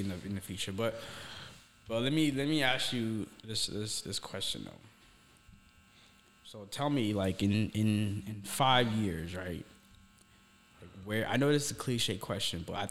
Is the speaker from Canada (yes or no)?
no; Somalia; now in United States; I grew up in Somalia. That's East Africa, man.